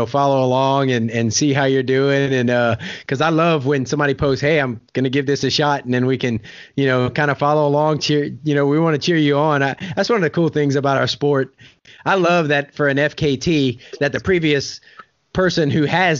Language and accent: English; Louisiana, United States; moved away; I'm from Louisiana originally. My accent comes out every now and then.